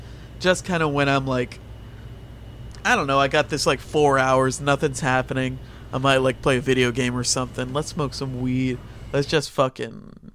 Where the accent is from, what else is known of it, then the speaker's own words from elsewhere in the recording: Texas, United States; I'm from Texas.